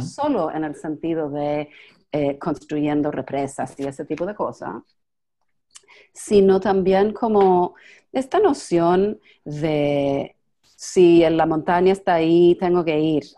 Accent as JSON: {"language": "Spanish", "region": "New York", "country": "United States", "second_language": "Spanish", "said": "yo estoy en Nueva York y yo soy de Nueva York"}